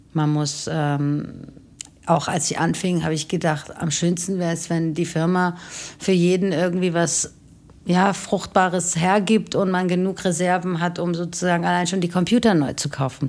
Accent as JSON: {"language": "German", "country": "Germany", "tie": "born or raised there", "said": "aufgewachsen in Deutschland"}